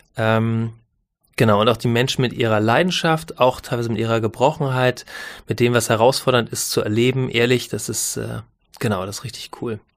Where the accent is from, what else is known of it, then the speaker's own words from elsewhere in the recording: Northern Germany, Germany; als Norddeutscher